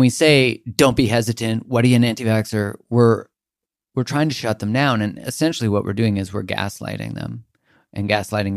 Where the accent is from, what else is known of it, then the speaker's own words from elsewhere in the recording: Canada; I'm from Canada